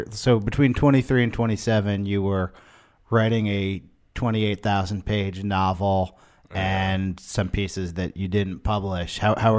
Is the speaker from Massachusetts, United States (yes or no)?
no; Berkeley, California, United States; now in New York, United States; I'm from Berkeley.